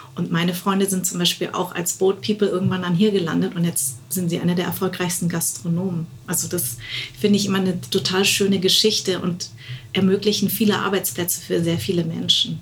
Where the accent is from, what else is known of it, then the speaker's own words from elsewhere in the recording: West Germany, Germany; Deswegen bin ich auch in Westdeutschland groß geworden